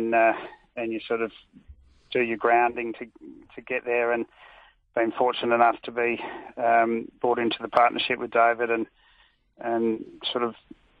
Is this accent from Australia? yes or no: yes; Angaston, South Australia, Australia; I was born and raised in Angaston at Lindsay Park, so I was always around it